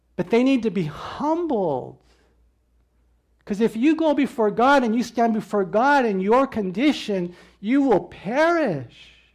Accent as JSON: {"language": "English", "country": "United States", "said": "I'm this American"}